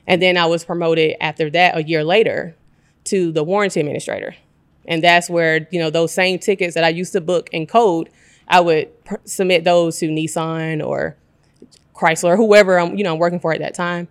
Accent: Decatur, Georgia, United States; also born or lived in Atlanta, Georgia; born and raised in Decatur

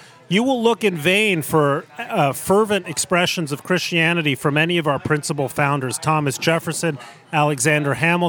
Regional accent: Mexico City, Mexico; I grew up in Mexico City, in a household that in the United States would be upper middle class. In Mexico, it was just upper class.

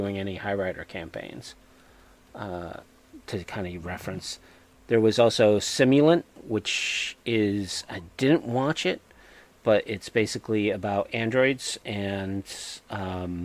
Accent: New England, United States; accent: New England; my New England accent

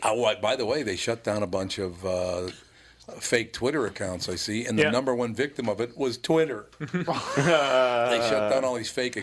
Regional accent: Minneapolis, Minnesota, United States; When I grew up in North Minneapolis, the Jewish families were funny as hell.

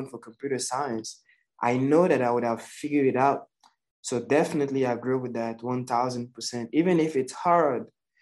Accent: Côte d’Ivoire; now in United States; I'm from the Ivory Coast in West Africa

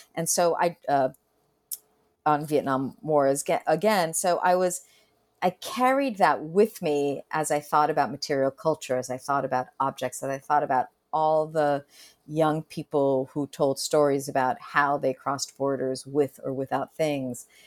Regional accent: Argentina; first language Spanish; English is a second language; moved away; I was born in Argentina and I was, my first Spanish, Castellano was my first language

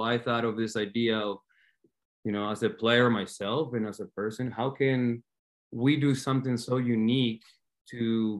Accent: Argentina; now in Omaha, United States; I'm from born and raised in Argentina

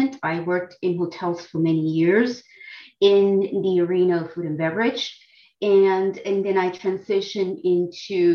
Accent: Dominican Republic; now in United States; I come from the Dominican Republic

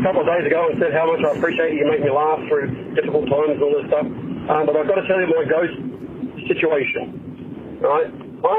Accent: Australia; now in Fort Wayne, United States; I'm from Australia, but I live in Fort Wayne now.

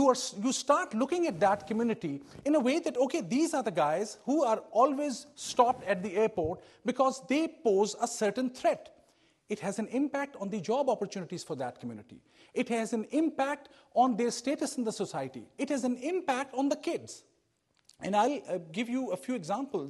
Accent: Pakistan; moved away as an adult; now in United States; I was part of the police service in Pakistan

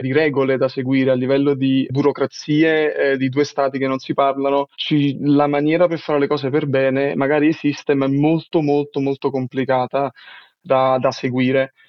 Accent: Naples, Campania, Italy; first language Italian; moved away as an adult; now in Denmark; sono del, del sud Italia, sono napoletano e studiavo all'Università di Napoli

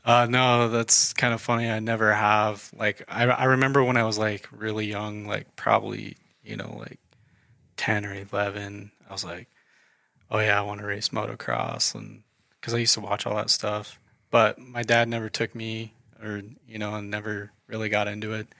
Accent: Idaho Falls, Idaho, United States; moved away as an adult; also born or lived in Denver, Colorado; I'm uh, local to Idaho Falls. mm I uh, was born and raised here.

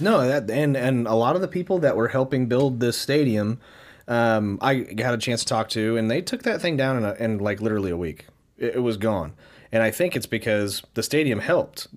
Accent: Wichita, Kansas, United States; we are from Wichita, Kansas

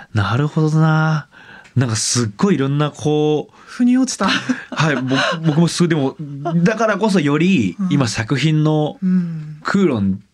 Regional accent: Hamada, Shimane, Japan; 僕島根県出身なんですけど

